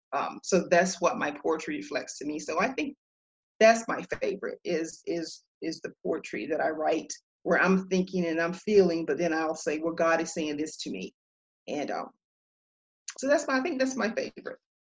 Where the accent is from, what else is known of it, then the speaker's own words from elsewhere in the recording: Duplin County, North Carolina, United States; also born or lived in Raleigh, North Carolina; I am a Southern girl. I am from Duplin County in North Carolina small town and uh, that was my upbringing